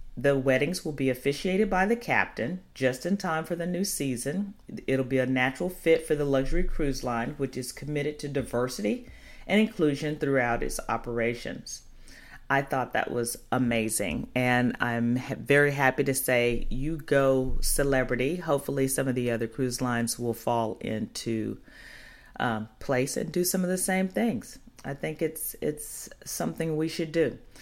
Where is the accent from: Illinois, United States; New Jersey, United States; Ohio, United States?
Illinois, United States; Chicago; moved away; Chicago, my hometown.